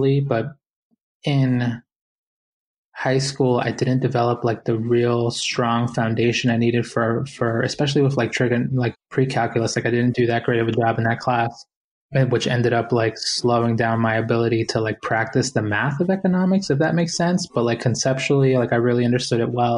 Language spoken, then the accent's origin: English; Boston, Massachusetts, United States; growing up in Boston, I was one of many, many Latinx families that made that trip to the United States